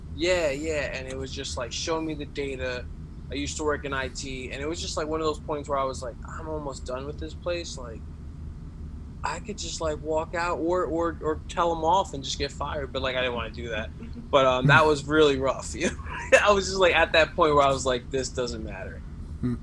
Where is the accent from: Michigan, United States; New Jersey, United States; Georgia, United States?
New Jersey, United States; Carteret; I grew up in Carteret, um, more like North Jersey near like Jersey City, Elizabeth area